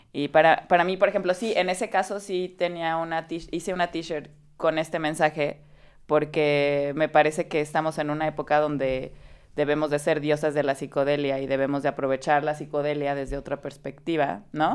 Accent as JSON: {"language": "Spanish", "region": "Veracruz", "country": "Mexico", "tie": "born or raised there", "said": "crecí en Veracruz"}